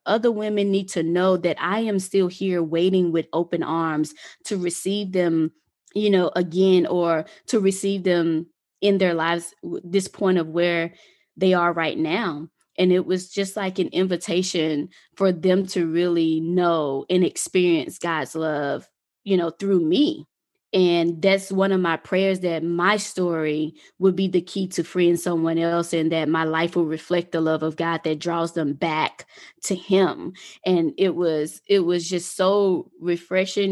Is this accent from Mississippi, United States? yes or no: yes; Mississippi, United States; moved away; also born or lived in Atlanta; I'm originally from Mississippi, and living in Mississippi was it was an experience.